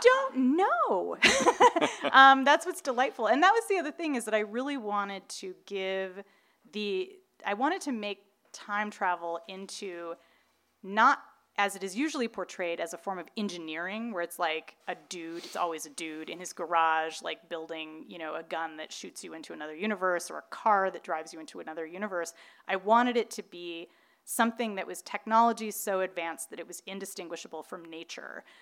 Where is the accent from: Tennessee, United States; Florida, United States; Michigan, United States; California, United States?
California, United States; Irvine; growing up in Irvine, like I did.